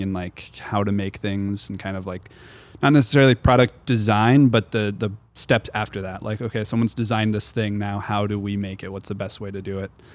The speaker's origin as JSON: {"language": "English", "town": "Portland", "country": "United States", "tie": "born or raised there", "also_born_or_lived": "Georgia", "said": "I'm from Portland. I grew up here."}